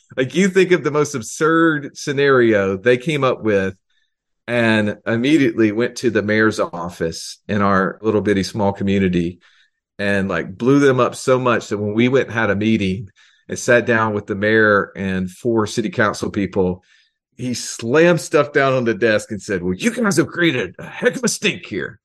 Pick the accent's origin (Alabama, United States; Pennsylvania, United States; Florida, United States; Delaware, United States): Alabama, United States; I'm from Alabama